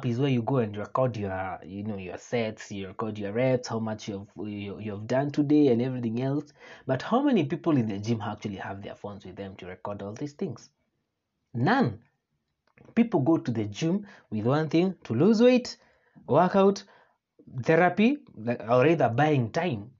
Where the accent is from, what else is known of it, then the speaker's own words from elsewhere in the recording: Kenya; I, being one Kenyan